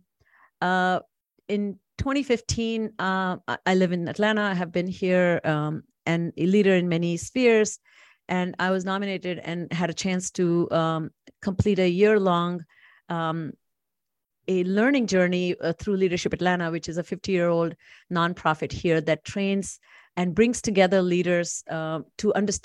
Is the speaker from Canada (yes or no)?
no; India; moved away as an adult; now in United States; I am originally from India, born and raised. I came to do my second master's in the United States.